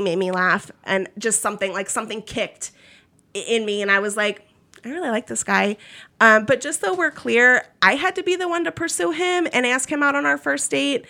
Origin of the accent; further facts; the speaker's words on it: Maryland, United States; moved away as an adult; also born or lived in Philadelphia, Pennsylvania / Florida; now in Kentucky, United States; I'm not from Kentucky. I'm from Maryland.